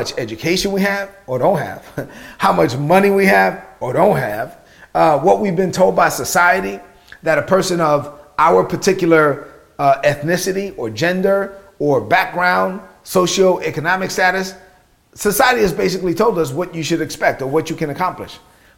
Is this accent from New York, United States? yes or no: yes; New York City, New York, United States; growing up in East New York, Brooklyn, as a child of immigrant parents in the United States